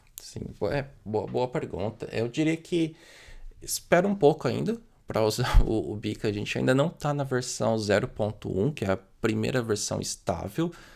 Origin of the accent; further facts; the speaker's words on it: Brazil; por ser brasileiro